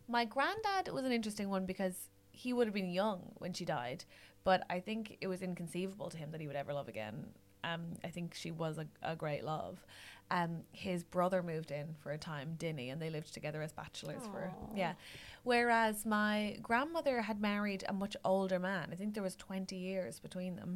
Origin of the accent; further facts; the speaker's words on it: Ireland; I'm Irish